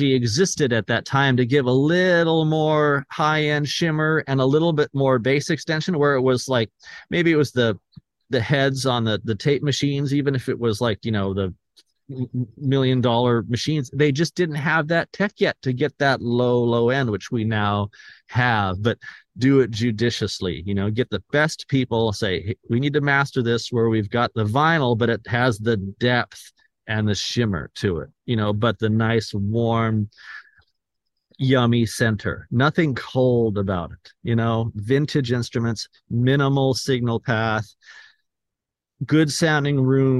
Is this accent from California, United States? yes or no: yes; Escondido, California, United States; my hometown here in Escondido